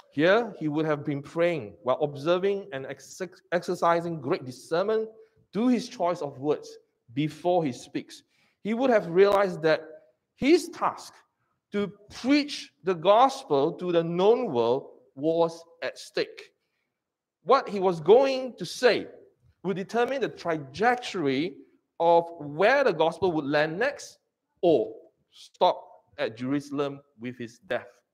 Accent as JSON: {"language": "English", "country": "Singapore", "said": "I'm a Singaporean."}